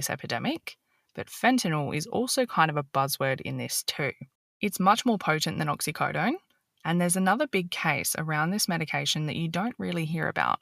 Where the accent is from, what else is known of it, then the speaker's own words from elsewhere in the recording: Australia; As an Australian